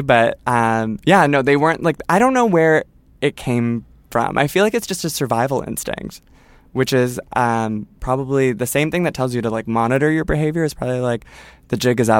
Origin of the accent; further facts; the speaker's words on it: Toronto, Ontario, Canada; okay, so I'm from Toronto, someone's from Etobicoke, there's someone from London, Ontario, and then there's someone from Vancouver